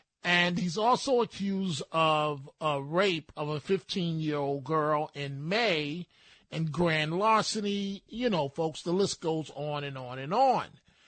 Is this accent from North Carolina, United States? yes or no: no; New York City, New York, United States; when I was growing up in the Bronx